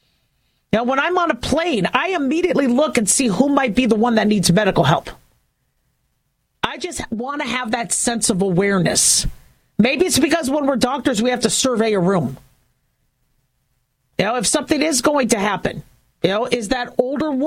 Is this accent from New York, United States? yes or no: no; California, United States; now in Las Vegas, United States; growing up in California